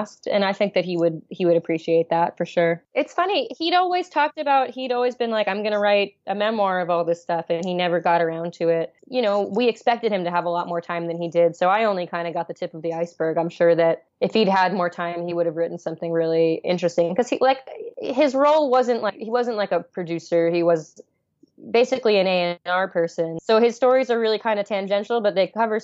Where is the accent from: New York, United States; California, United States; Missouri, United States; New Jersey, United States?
New York, United States; New York City; I grew up in New York City